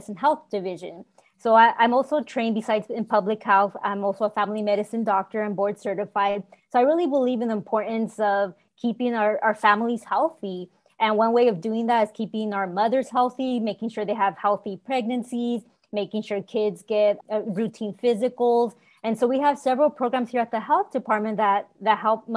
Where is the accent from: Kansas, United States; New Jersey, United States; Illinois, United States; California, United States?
California, United States; Selma; I was born and raised in Salma, California, and it's a small rural town here in Fresno County.